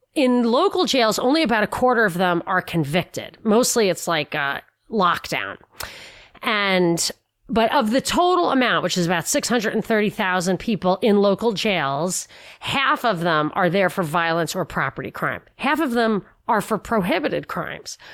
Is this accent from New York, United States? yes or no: yes; New York, United States; I'm a New Yorker